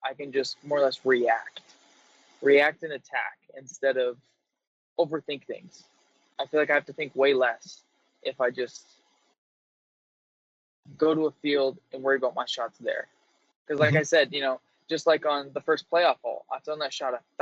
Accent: Minnesota, United States; I'm from Minnesota

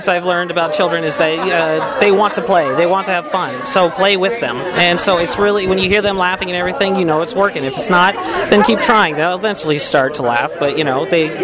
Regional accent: Gardnerville, Nevada, United States; moved away; also born or lived in Reno, Nevada; I come from Nevada, Reno. Gardnerville, Nevada.

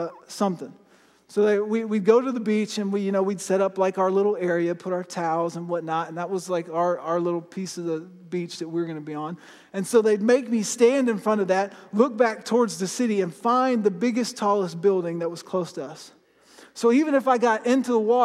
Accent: Florida, United States; I grew up in Florida, and I live pretty close to the ocean

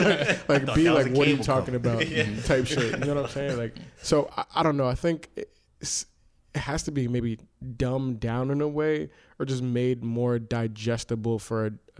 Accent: United States; you could describe me as an American, like you could describe me as somebody from New York or New Jersey

